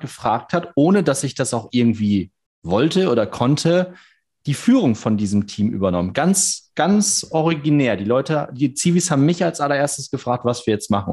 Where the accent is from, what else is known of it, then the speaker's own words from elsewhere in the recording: Cloppenburg, Lower Saxony, Germany; ich bin in Kloppenburg groß geworden